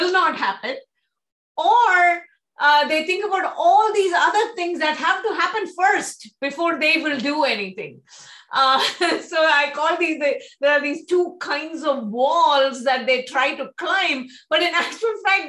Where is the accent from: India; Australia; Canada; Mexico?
India; Mumbai, Maharashtra; I grew up in Mumbai. So I went to Tamil medium school in Mumbai. I've never actually lived in Chennai.